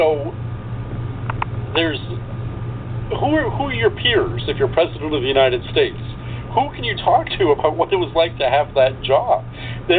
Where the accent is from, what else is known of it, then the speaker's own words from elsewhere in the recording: Canada; what's this Canadian doing? I'm an American citizen as well. I'm a dual citizen